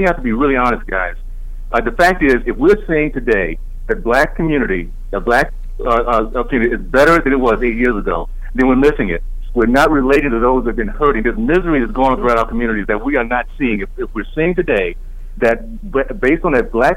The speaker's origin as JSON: {"language": "English", "town": "Tallahassee", "region": "Florida", "country": "United States", "tie": "born or raised there", "said": "I grew up in Tallahassee, Florida, demonstrating in seventh grade at a Florida State Theater where I could not go into the theater"}